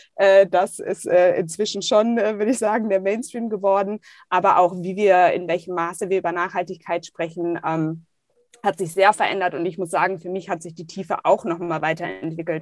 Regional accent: Düsseldorf, North Rhine-Westphalia, Germany; Ich komme gebürtig aus Düsseldorf, habe äh, direkt neben der Museumsinsel gewohnt

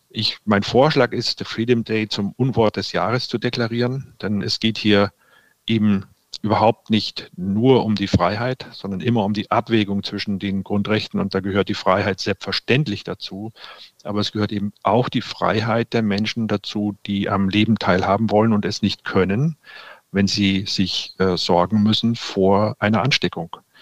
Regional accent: Cologne, North Rhine-Westphalia, Germany; wir als Kölner

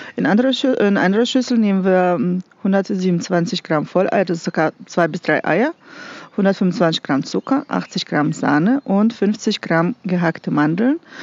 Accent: Russia; moved away as an adult; now in Nassau, Germany; Ich komme aus Russland

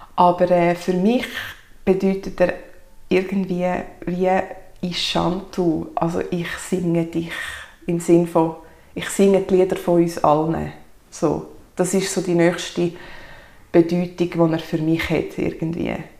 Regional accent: Sachseln, Obwalden, Switzerland; also born or lived in Kägiswil, Switzerland; ich komme aus Sachsen, bin dort aufgewachsen, wohne inzwischen in Kegiswil.

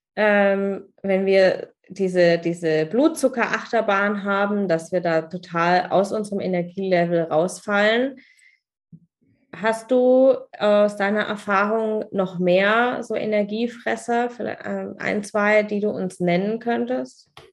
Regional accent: Germany; hier bei uns in Deutschland

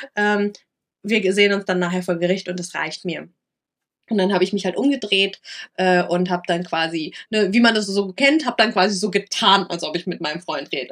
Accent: Lower Saxony, Germany; moved away; also born or lived in Rhineland-Palatinate; in äh, Niedersachsen passiert, mhm. wo ich aufgewachsen bin

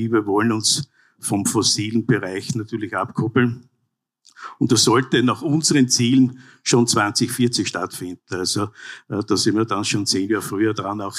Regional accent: Graz, Styria, Austria; Graz zum Beispiel, ich komme aus der Landeshauptstadt, äh, wächst dynamisch wie noch nie.

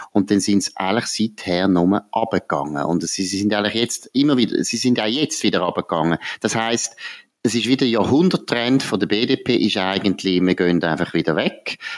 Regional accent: Wädenswil, Zurich, Switzerland; zum Beispiel auch Wädenswil, wo ich daheim bin

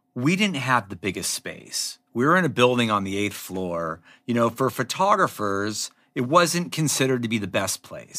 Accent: Los Angeles, California, United States; I grew up in Laurel Canyon

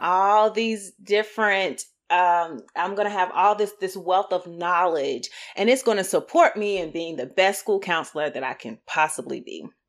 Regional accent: Greensboro, North Carolina, United States; moved away as an adult; also born or lived in Durham, North Carolina / Chapel Hill, North Carolina; now in Raleigh-Durham area, United States; I'm from Greensboro, North Carolina

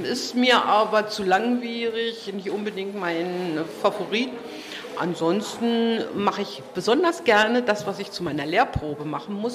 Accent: Brandenburg, Germany; Ich komme aus dem Havelland westlich von Berlin

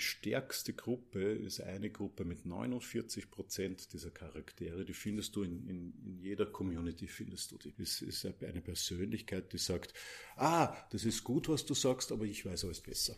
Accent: Mödling, Lower Austria, Austria; Mödling, das ist in Niederösterreich

